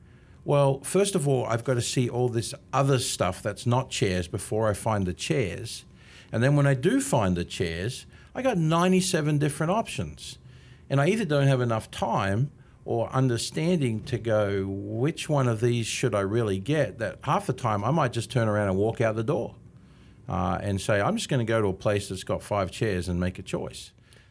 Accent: Australia; now in Canby, United States; But, you know, 27 and a half years here from Australia. And apparently, I haven't lost my accent yet.

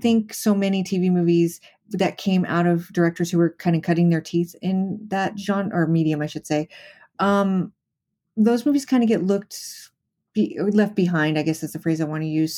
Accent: Las Vegas, Nevada, United States; I grew up in Las Vegas

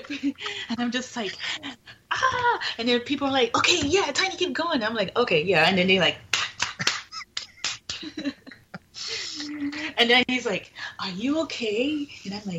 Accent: Fort Lauderdale, Florida, United States; moved away as an adult; also born or lived in Passaic, New Jersey; now in Las Vegas, United States; born in Passaic, New Jersey. And then 2 years after that, me and my family relocated to Fort Lauderdale, Florida, where I mostly grew up in Fort Lauderdale, Florida

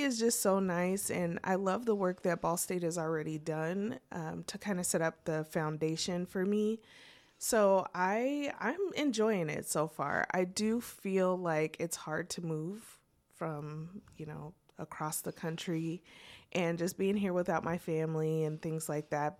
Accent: Portland, Oregon, United States; moved away as an adult; also born or lived in Vancouver, Washington; now in Muncie, United States; I was born and raised in Portland

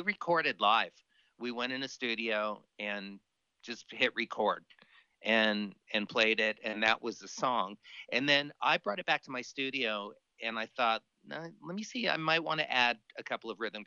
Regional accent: Miami, Florida, United States; moved away as an adult; also born or lived in Boston / Los Angeles; born and raised in Miami

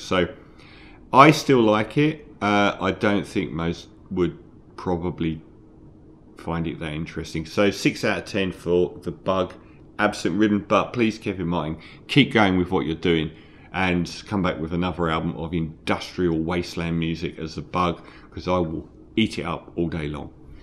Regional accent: London, United Kingdom; I'm from London

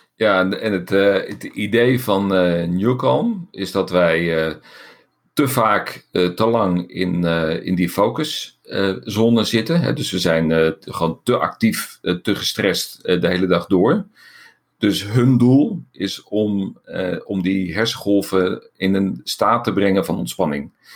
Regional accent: Netherlands; wij zijn Nederlanders.

